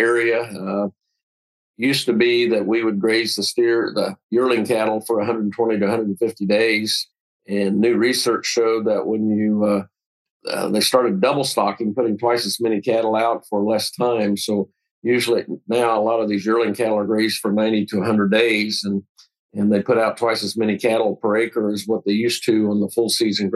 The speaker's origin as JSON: {"language": "English", "town": "Alta Vista", "region": "Kansas", "country": "United States", "tie": "born or raised there", "lives_now": "Wichita, United States", "said": "My hometown is actually Northeast Kansas in Waubunsee County, Alta Vista, Kansas area, in Flint Hills"}